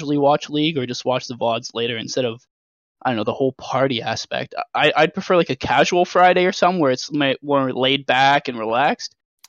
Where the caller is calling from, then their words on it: London, Ontario, Canada; London, Ontario, Canada.